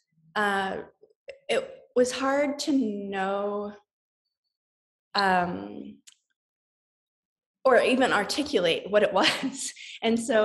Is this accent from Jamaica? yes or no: no; Saskatoon, Saskatchewan, Canada; also born or lived in Ann Arbor, Michigan; now in San Francisco, United States; I grew up for most of my life in Saskatoon, or my childhood in Saskatoon, Saskatchewan.